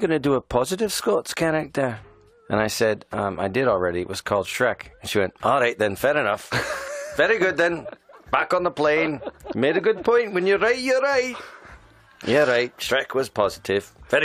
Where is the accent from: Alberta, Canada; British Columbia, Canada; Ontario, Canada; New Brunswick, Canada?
Ontario, Canada; Toronto; accent: Canadian; I was born in Toronto, Canada